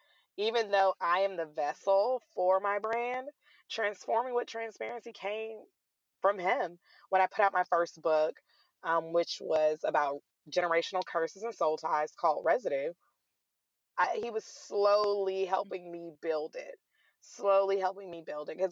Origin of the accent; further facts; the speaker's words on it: Atlanta, Georgia, United States; also born or lived in Raleigh, North Carolina; I am born and raised in Atlanta, Georgia